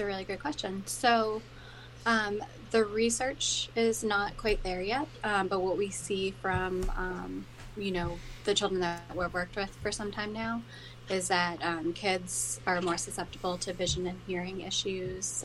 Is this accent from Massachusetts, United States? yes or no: yes; Plymouth, Massachusetts, United States; my hometown